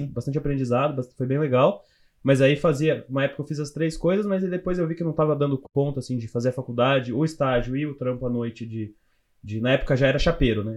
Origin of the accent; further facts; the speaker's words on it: Louveira, São Paulo, Brazil; Que eu sou do interior, eu sou do interior de São Paulo. Do cidade que eu, que eu era, é, chama Louveira